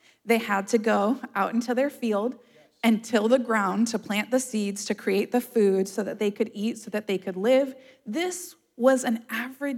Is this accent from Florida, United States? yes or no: yes; Florida, United States; I'm a native Floridian. I've lived in Florida my whole life.